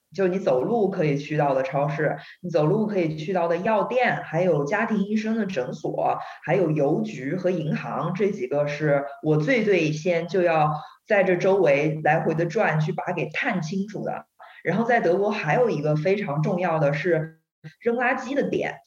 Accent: Nanjing, Jiangsu, China; also born or lived in Chengdu; now in Shanghai, China; 在中国呢，先是在南京生的，然后住了几年吧，我就到成都了。在成都又住了几年，我又回南京来上高中，上大学，一直都在南京。但是现在呢，我住在上海，因为我爸妈住在上海

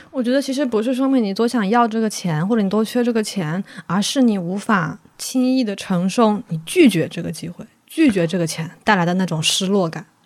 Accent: Wuhan, Hubei, China; 我作为一个武汉人，二零二零年被疫情封在武汉的时候

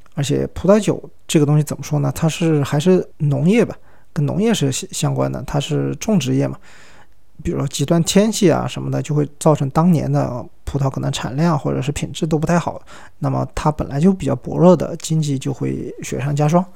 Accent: China; 我是中国人

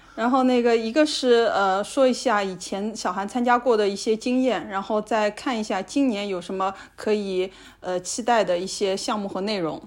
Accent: China; 我们中国人会有一些神仙什么的

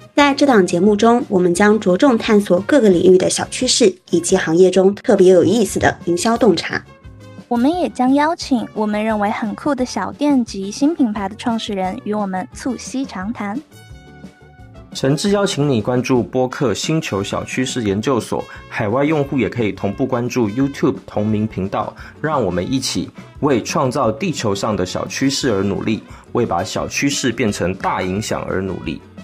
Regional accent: Northwest China, China; moved away; also born or lived in Jiangnan / Greater Bay Area; 我来自大溪北，一路南下求学，从江南到湾区

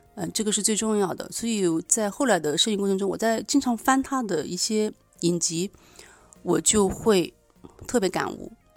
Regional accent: Nanjing, Jiangsu, China; 我来自南京

